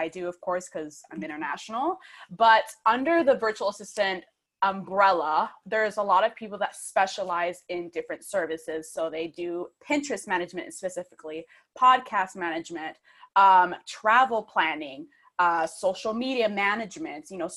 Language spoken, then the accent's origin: English; Michigan, United States; now in United Kingdom; I am originally from Michigan, but I'm currently based in the UK